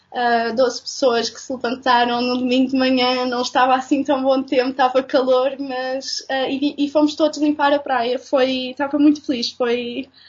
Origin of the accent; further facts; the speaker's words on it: Castelo Branco, Centro, Portugal; also born or lived in Lisbon; eu sou de Lisboa, mas os meus, os, meus, pais mudaram-se para Castelo Branco quando eu era pequena e por okay. isso vivi lá durante grande parte de, de, da minha vida de criança e adolescente